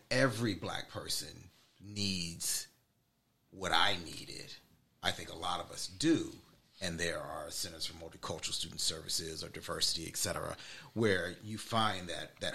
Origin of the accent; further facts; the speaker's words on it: Richmond, Virginia, United States; I'm from Richmond